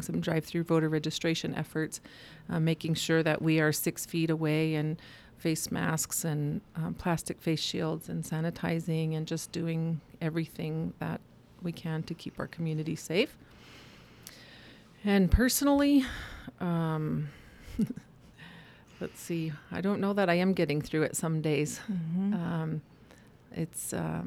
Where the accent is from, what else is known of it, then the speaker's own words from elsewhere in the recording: Blackfeet Nation, Montana, United States; My dad is white, my mom is Native, but I grew up on the Blackfeet Nation